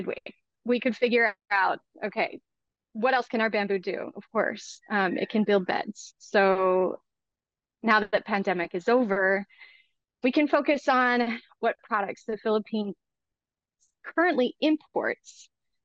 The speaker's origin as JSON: {"language": "English", "country": "United States", "said": "I am an American social entrepreneur"}